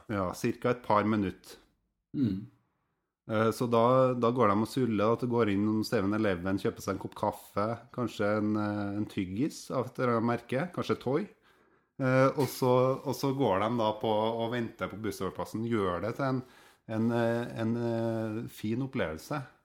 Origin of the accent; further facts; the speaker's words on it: Steinkjer, Trøndelag, Norway; på Steinkjer, der jeg vokste opp